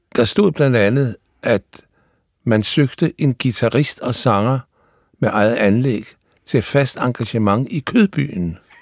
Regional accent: Odense, Southern Denmark, Denmark; i Odense, hvor jeg kommer fra

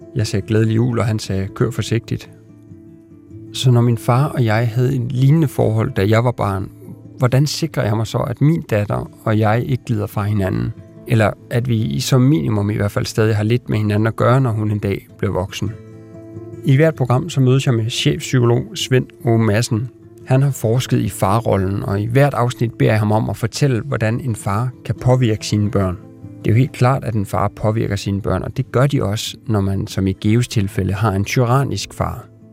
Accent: Denmark; now in Copenhagen, Denmark; mit barndomshjem i Sønderfælling

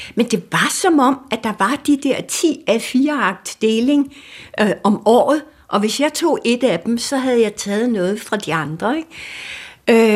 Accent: Denmark

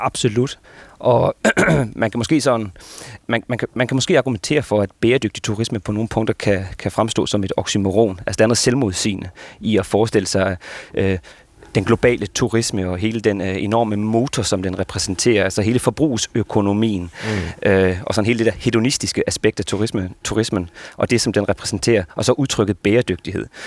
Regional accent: Esbjerg, Southern Denmark, Denmark; now in Copenhagen, Denmark; jeg jo migreret jyde, der bor i København, så øh, ja. en del af mine småture i løbet af året går jo tilbage til min familie fra, fra Esbjerg

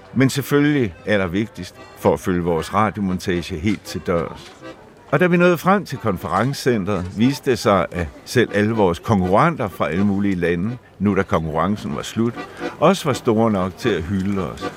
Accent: West Zealand, Denmark; moved away as an adult; inde i stuen derhjemme på Vestjylland

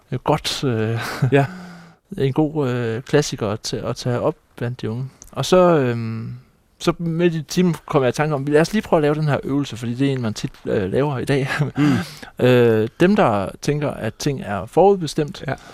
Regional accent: Læsø, North Denmark Region, Denmark; born there; jeg er født på Læsø

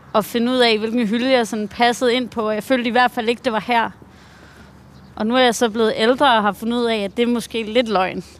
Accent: Hvide Sande, Central Denmark Region, Denmark; moved away; also born or lived in New York; kulturen har været her, hvor jeg voksede op

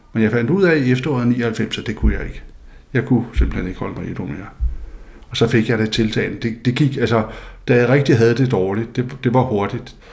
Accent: Faroe Islands; jeg kommer fra Færøerne, øh, hvor der er øh, et fiskersamfund, hvor der er meget religiøsitet og meget dobbeltmoral

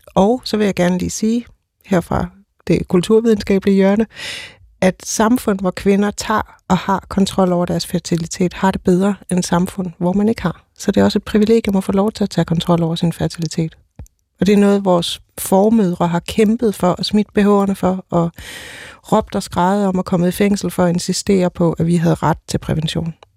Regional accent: Odense, Southern Denmark, Denmark; Jeg kommer totalt fra Odense

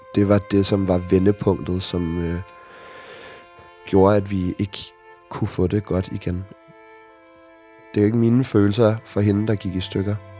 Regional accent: Copenhagen, Capital Region of Denmark, Denmark; Jeg er vokset op i Sydhavnen som et total hippiebarn

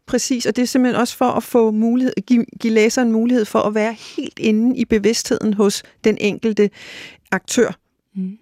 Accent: Greenland; moved away as an adult; now in Denmark; min opvækst i Grønland og min ungdom i Grønland, øh, og da jeg så kom til Danmark

